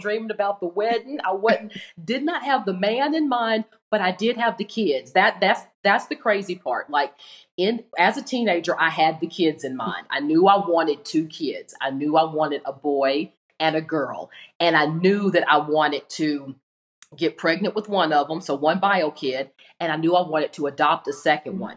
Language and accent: English; Tennessee, United States; moved away as an adult; now in Arizona, United States; I'm originally from Tennessee and I had moved here on my own.